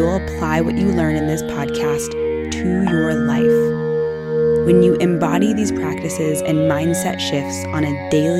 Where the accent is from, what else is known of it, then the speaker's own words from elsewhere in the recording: Houston, Texas, United States; I'm from Texas as well. I don't know if you know that, but I was born in Houston